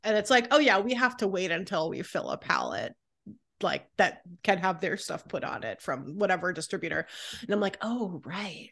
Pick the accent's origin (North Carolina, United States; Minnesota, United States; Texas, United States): North Carolina, United States; Raleigh; moved away as an adult; also born or lived in Southern California; now in Philadelphia, United States; I grew up in California and then North Carolina